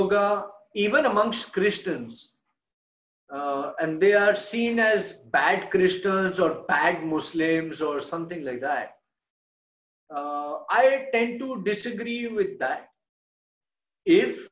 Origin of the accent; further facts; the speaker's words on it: India; I am from an Indian culture